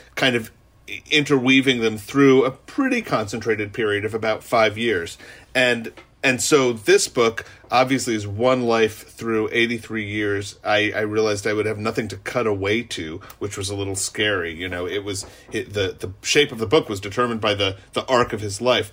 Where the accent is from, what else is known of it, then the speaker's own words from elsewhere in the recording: New York City, New York, United States; I grew up in New York City.